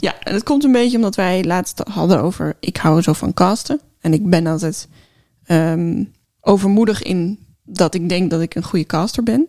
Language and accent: Dutch; Netherlands; we als Nederlanders